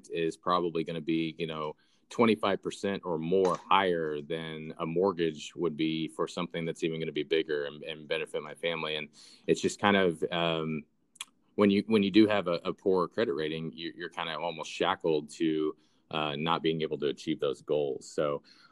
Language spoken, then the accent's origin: English; Southwest Missouri, United States; I grew up in the Southwest Missouri area